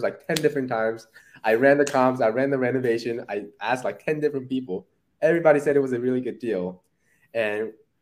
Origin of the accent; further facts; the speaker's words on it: Irvine, California, United States; I grew up there, middle school, high school, and a little bit of college